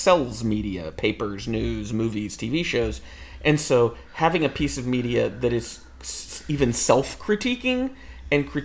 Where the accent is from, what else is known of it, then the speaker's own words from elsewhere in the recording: United States; we're from America